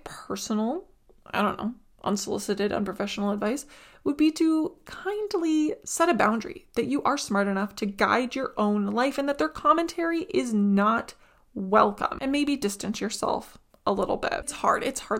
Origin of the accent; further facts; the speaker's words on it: Ukraine; moved away; I was from Ukraine